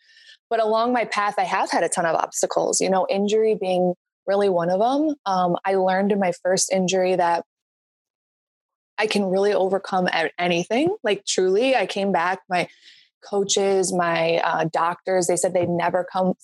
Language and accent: English; North Barrington, Illinois, United States; I was born and raised in North Barrington, Illinois on a fishing lake